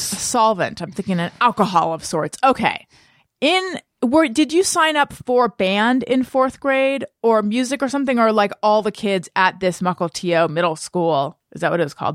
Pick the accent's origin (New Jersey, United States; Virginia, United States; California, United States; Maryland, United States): California, United States; Southern; I grew up in Southern California